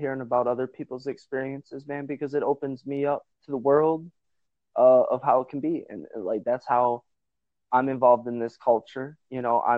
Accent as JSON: {"language": "English", "region": "Northwest Wisconsin", "country": "United States", "said": "I'm from Northwest Wisconsin"}